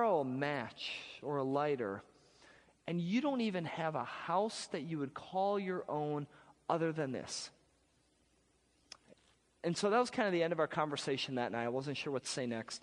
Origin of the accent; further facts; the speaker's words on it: Wisconsin, United States; I'm from Wisconsin.